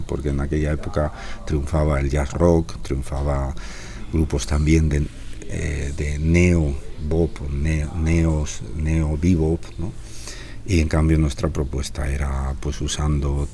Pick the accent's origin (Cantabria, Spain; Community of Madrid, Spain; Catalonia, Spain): Cantabria, Spain; Laredo; la zona de donde soy, de Laredo